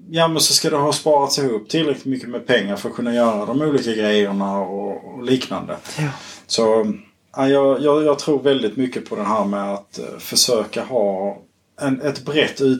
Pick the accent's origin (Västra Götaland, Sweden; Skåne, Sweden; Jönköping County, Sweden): Skåne, Sweden; Kristianstad; jag är uppvuxen i, eh, i Kristianstad kommun